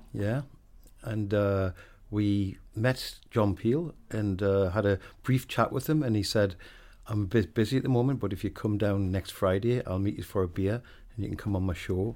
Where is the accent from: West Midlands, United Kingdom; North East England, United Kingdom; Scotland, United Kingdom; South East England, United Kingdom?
North East England, United Kingdom; Wallsend; moved away; I grew up in a place called Walls End, which is about four miles away from Newcastle